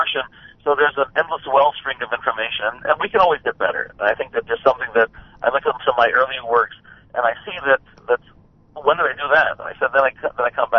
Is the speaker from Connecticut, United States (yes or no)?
yes; Hartford, Connecticut, United States; Originally from Hartford, Connecticut. I grew up in Hartford